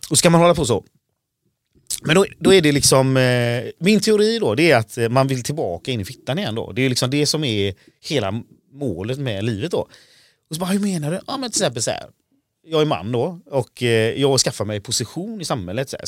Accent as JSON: {"language": "Swedish", "country": "Sweden", "tie": "born or raised there", "also_born_or_lived": "India", "said": "Ja precis, jag är, Indien. Jag är adopterad"}